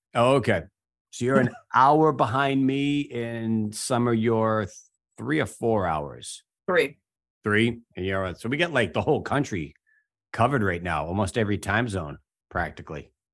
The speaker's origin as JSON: {"language": "English", "town": "Boston", "region": "Massachusetts", "country": "United States", "said": "being a Bostonian"}